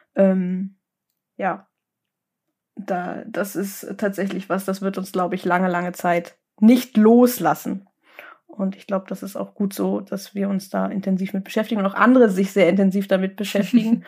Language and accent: German; Lübeck, Schleswig-Holstein, Germany; also born or lived in Kiel; dann sind wir äh, umgezogen in meine Heimatstadt nach Lübeck zurück